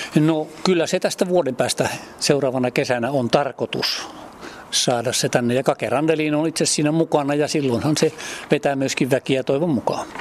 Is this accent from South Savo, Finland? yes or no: yes; Mikkeli area, South Savo, Finland; moved away as an adult; also born or lived in Kouvola / Lappeenranta; now in Mäntyharju, Finland; mä olen silloin aikanaan Mikkelin seudulta mä olen lähtöisin